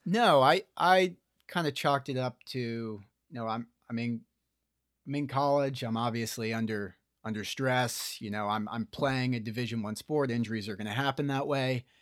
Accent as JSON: {"language": "English", "town": "Morristown", "region": "New Jersey", "country": "United States", "tie": "born or raised there", "said": "I was in Morristown, New Jersey"}